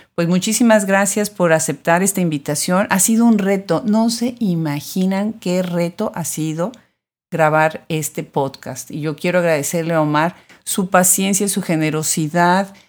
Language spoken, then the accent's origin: Spanish; Puebla, Mexico; yo soy de Puebla